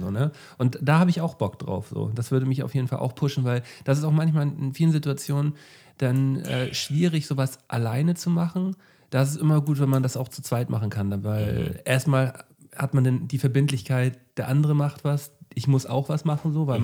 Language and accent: German; Flensburg, Schleswig-Holstein, Germany; moved away; wenn ich in meine Heimat fahre, äh, also wenn ich bei meinen Eltern bin, äh, dann, ähm, wenn ich noch irgendwelche Erledigungen in Flensburg mache, so, dann fahre ich halt so an, an die alten Orte